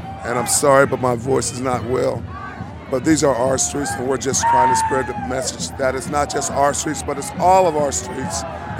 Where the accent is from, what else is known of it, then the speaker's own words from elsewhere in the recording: Seattle, Washington, United States; Yeah, I'm from Seattle